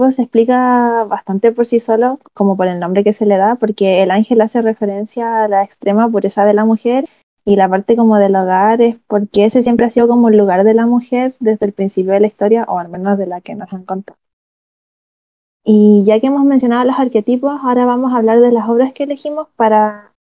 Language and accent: Spanish; La Serena, Coquimbo, Chile; eh, tengo 19 años, soy de La Serena